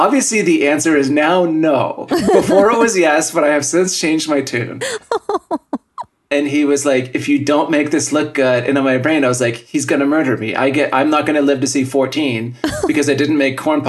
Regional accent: Yukon, Canada; moved away; also born or lived in Terrace, British Columbia; I was born in Terrace, British Columbia, and then we moved to the Yukon in, like, the late 1980s

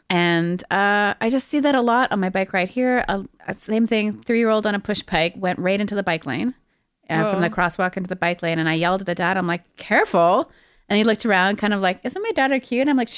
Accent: Quebec, Canada; We grew up in Quebec. And there was like this weird, like, we'll just adopt this horrible, horrible way of being, just like our parents. So French against English.

